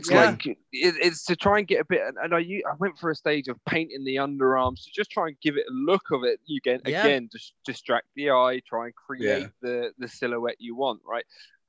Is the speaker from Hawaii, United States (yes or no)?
no; Jacksonville, Florida, United States; because, again, I'm from Jax, right?